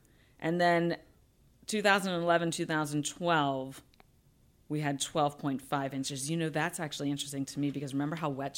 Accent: Pittsburgh, Pennsylvania, United States; moved away; also born or lived in South Florida; Because I grew up in Pittsburgh, so I guess I had forgotten living in South Florida for so long

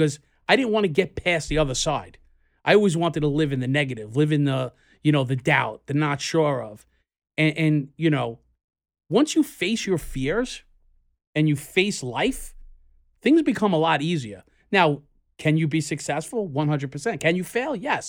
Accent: Queens, New York, United States; We're in Brooklyn, but we're not in Queens. But we are from Queens.

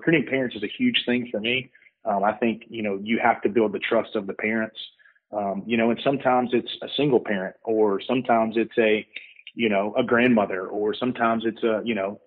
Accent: Mississippi, United States; moved away; I'm from Mississippi. We got a kid that's at a Mississippi JUCO. Like, hey, I lived in Mississippi for, you know, 20 years. I know, you know, 21 years

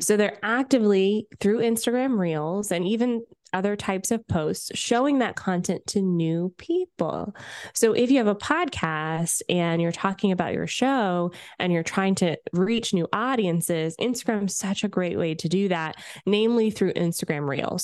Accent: Canada; I'm Canadian

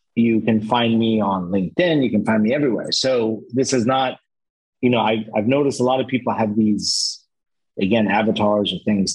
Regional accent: Lebanon; now in Cyprus; I come originally from Lebanon

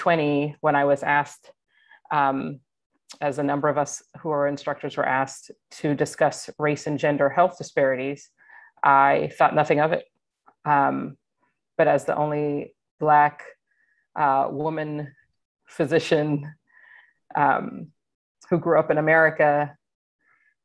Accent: Atlanta, Georgia, United States; moved away as an adult; I grew up in Atlanta, Georgia, was recruited from Atlanta for my work with Kaiser Permanente

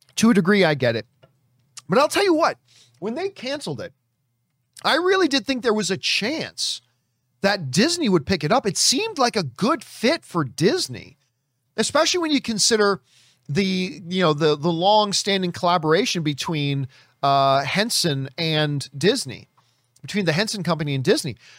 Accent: Hamilton, Ontario, Canada; from my hometown

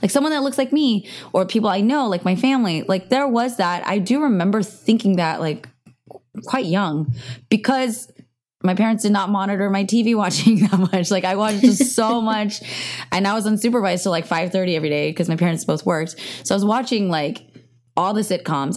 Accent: Cupertino, California, United States; I grew up in Cupertino, which is really diverse

